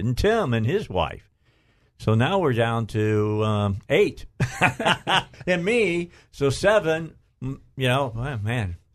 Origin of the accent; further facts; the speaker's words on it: Northwest Indiana, United States; moved away as an adult; now in Arkansas, United States; I'm from Northwest Indiana